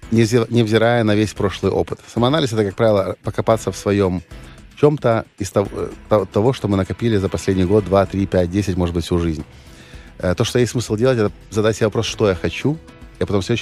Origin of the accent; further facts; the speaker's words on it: Ukraine; Да, я украинец угу. и э, патриот Украины.